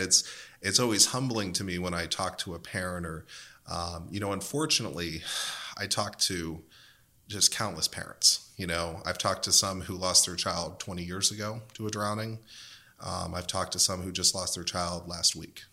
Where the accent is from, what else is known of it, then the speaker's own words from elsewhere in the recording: Western Pennsylvania, United States; I'm from Western Pennsylvania